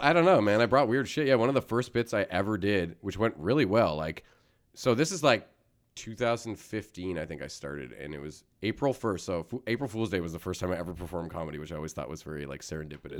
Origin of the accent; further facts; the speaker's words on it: Canada; As a Canadian